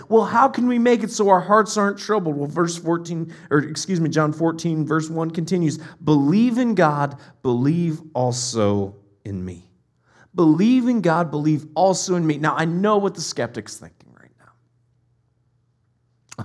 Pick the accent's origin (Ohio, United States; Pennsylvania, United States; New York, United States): Ohio, United States; my parents are in Ohio. We're from Ohio